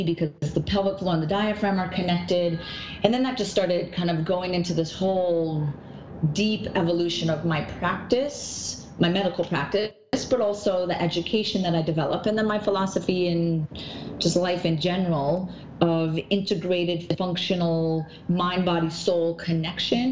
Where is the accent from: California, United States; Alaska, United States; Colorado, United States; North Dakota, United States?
North Dakota, United States; moved away as an adult; also born or lived in Minnesota; now in New York, United States; I've lived in New York for 18 years, and I was born in North Dakota, so very small town, 300 people.